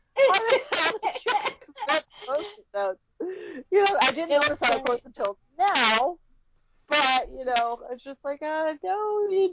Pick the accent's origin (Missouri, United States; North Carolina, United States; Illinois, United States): Illinois, United States; Chicago; I was born in Chicago